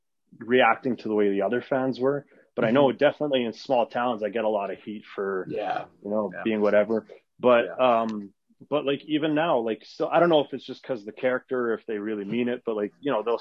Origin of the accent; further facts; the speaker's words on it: Canada; first language Arabic; English is a second language; also born or lived in Edmonton; I was born in Canada, but I'm Lebanese, and like my first language is Arabic. I was raised Muslim, and yeah, you know, but like I'm from small towns and grew up in small towns, then I moved